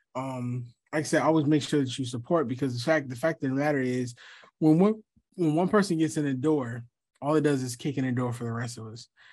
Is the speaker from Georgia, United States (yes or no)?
yes; Atlanta, Georgia, United States; also born or lived in Philadelphia, Pennsylvania; I've been in Atlanta since I was, what, twelve, eleven